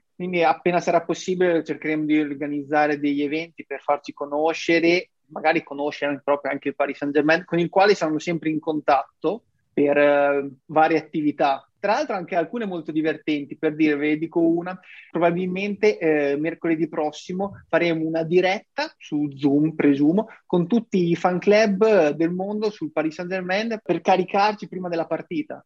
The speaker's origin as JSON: {"language": "Italian", "town": "Ravenna", "region": "Emilia-Romagna", "country": "Italy", "said": "io sono un ragazzo di 24 anni di Ravenna"}